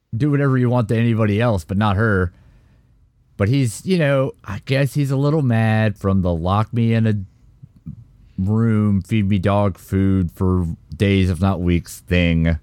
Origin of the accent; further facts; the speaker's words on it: United States; as an American